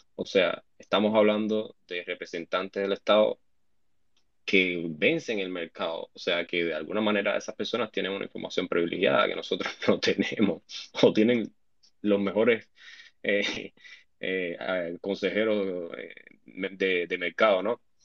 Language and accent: Spanish; Cuba; now in United States; aquí la mayoría somos cubanos